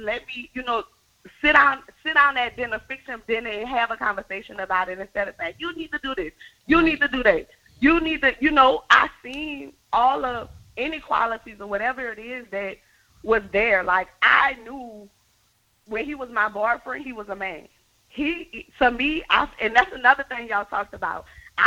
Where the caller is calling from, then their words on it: Algiers, Louisiana, United States; I'm calling from Algiers.